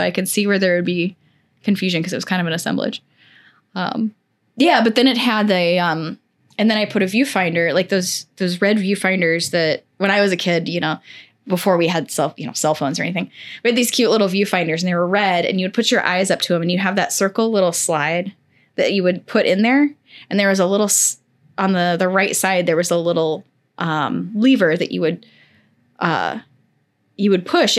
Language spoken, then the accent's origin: English; Missouri, United States; I grew up not in St. Louis City, but like outside, like maybe an hour outside of St. Louis.